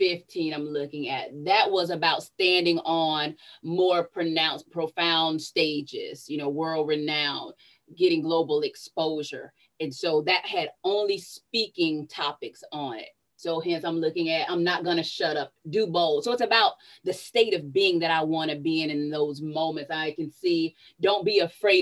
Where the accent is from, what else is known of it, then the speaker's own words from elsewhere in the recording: Sarasota, Florida, United States; also born or lived in Tallahassee, Florida; Born and raised in Sarasota, Florida. I came to Tallahassee, Florida in 1992 to attend Florida State University